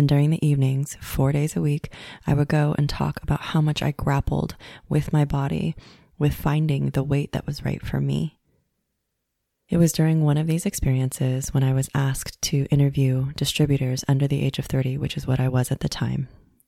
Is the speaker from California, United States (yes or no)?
yes; Los Angeles, California, United States; similar to the town that I grew up in West LA, where it was mostly Caucasian people.